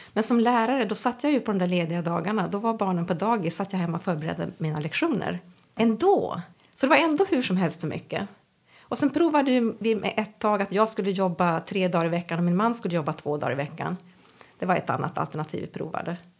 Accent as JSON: {"language": "Swedish", "region": "Norrbotten County", "country": "Sweden", "tie": "born or raised there", "also_born_or_lived": "Uppsala", "moved": "yes", "lives_now": "Umeå, Sweden", "said": "Jag är egentligen född i Umeå och uppvuxen på olika, jag brukar säga olika metropoler i Norrbotten"}